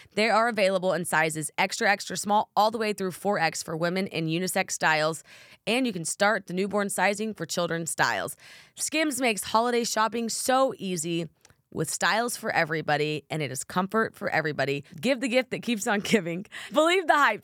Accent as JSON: {"language": "English", "region": "Oklahoma", "country": "United States", "said": "I'm from Oklahoma"}